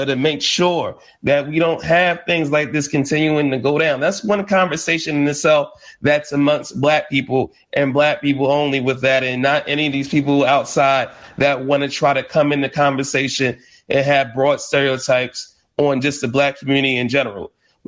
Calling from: Brooklyn, New York, United States; Right here in Brooklyn, New York, in Bed-Stuy.

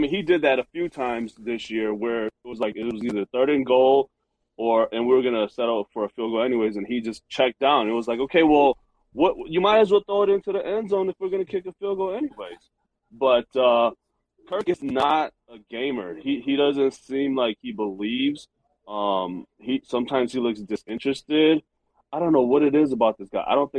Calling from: Minneapolis, Minnesota, United States; Hey, fellas. Minneapolis. Love the show.

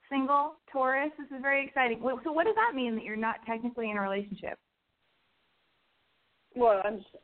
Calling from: New York, United States

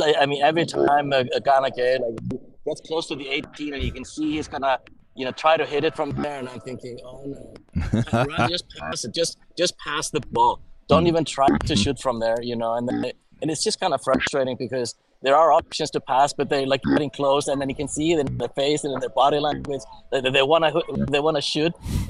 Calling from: California, United States; These are the Channel Islands out there.

